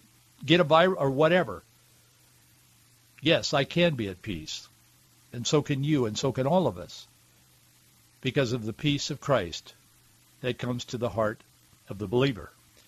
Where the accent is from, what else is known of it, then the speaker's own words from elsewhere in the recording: Deep South, United States; Growing up in the Deep South, I've seen racism.